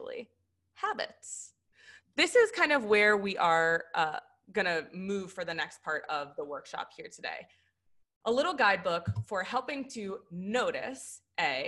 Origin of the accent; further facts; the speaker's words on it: Philadelphia, Pennsylvania, United States; we're from Philly